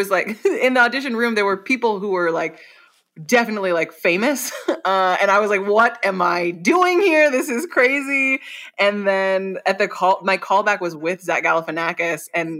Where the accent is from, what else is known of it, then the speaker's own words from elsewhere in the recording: Washington, United States; also born or lived in Germany / Hawaii / San Diego; now in Los Angeles, United States; so I was born in Germany, and then I lived in Washington State, Hawaii, San Diego, and now Los Angeles, and then places in between. But I'll say mostly Washington State.